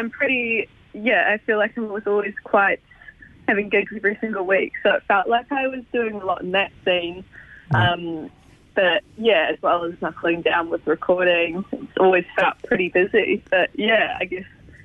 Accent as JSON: {"language": "English", "town": "Arrowtown", "region": "Otago", "country": "New Zealand", "tie": "born or raised there", "said": "I'm from Arrowtown"}